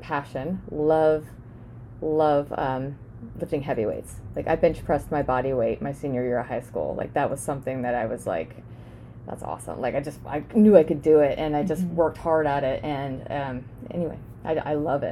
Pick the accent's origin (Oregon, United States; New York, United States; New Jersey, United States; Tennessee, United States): Oregon, United States; Dallas; also born or lived in California; growing up on a farm here in Dallas, Oregon, and 9 years old, we moved here from California